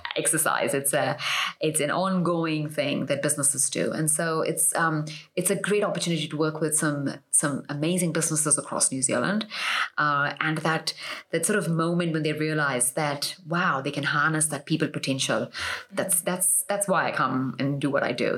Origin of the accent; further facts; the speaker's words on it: Mumbai, Maharashtra, India; moved away as an adult; also born or lived in United States; I was born and raised in Mumbai